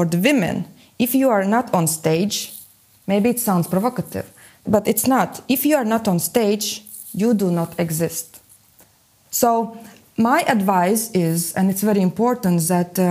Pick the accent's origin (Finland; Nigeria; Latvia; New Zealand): Latvia; Riga; I am from Latvia, from Riga